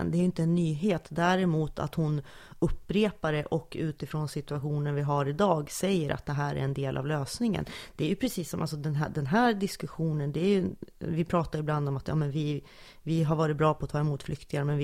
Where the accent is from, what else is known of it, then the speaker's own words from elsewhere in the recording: Sundsvall, Västernorrland County, Sweden; accent: Sundsvallska; Jag kommer från Sundsvall